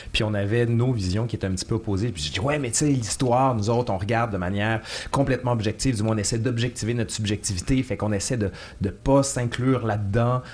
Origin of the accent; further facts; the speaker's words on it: Quebec City, Quebec, Canada; now in Montreal, Canada; on vient de Québec